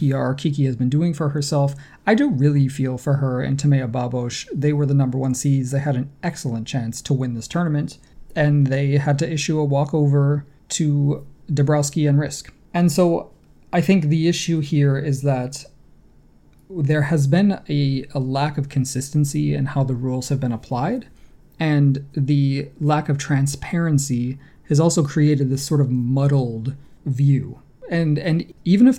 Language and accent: English; New York, United States; I grew up in New York State